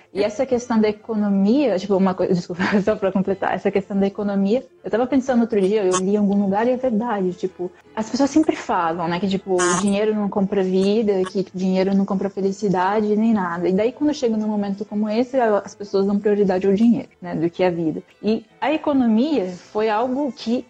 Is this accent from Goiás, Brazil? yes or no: no; São Paulo, Brazil; moved away; eu sou de São Paulo, eu tenho mais informação de lá